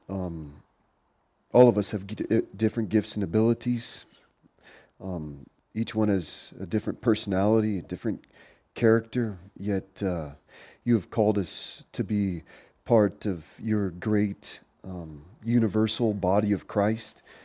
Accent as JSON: {"language": "English", "town": "Portland", "region": "Oregon", "country": "United States", "tie": "born or raised there", "moved": "yes", "said": "I grew up in Portland, Oregon"}